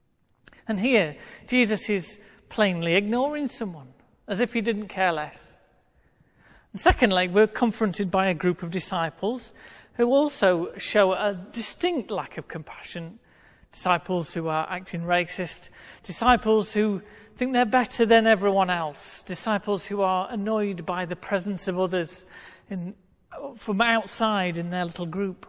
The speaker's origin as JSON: {"language": "English", "country": "United Kingdom", "said": "We Brits"}